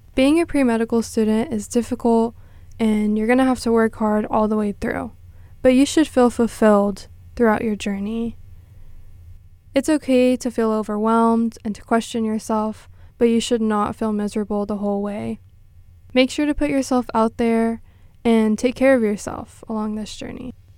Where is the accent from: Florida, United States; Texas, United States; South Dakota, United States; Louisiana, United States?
Texas, United States; Corpus Christi; I'm from Corpus Christi, Texas